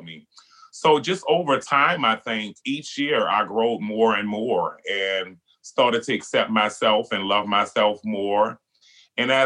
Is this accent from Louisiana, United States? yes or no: yes; New Orleans, Louisiana, United States; being Black and being gay and growing up in New Orleans